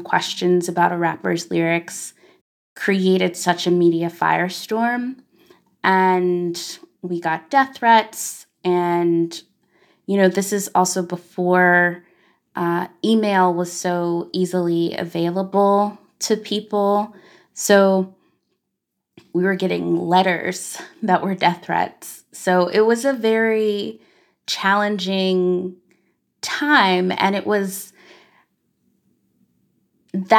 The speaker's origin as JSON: {"language": "English", "region": "Arkansas", "country": "United States", "tie": "born or raised there", "said": "as a Black girl growing up in Arkansas."}